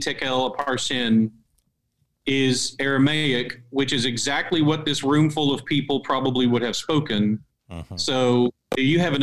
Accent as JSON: {"language": "English", "country": "United States", "said": "as an American"}